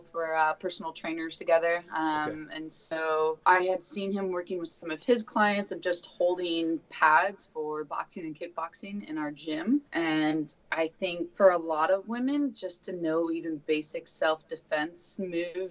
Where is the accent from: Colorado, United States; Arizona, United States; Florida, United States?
Arizona, United States; Tucson; also born or lived in Honolulu, Hawaii; now in Portland, United States; I'm originally from Tucson, so my parents moved back to Arizona